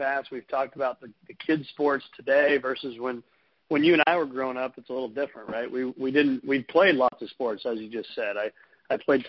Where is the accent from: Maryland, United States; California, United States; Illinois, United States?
Illinois, United States; Mattoon; growing up in Mattoon, Illinois, and just south of Champaign